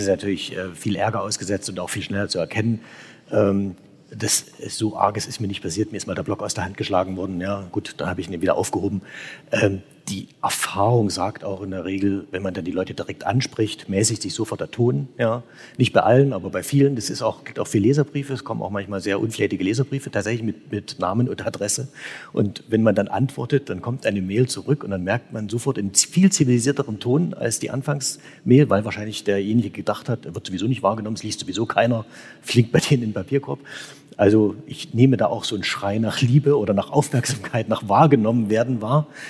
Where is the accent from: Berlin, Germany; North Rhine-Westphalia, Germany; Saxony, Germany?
Saxony, Germany; Als Sachse selber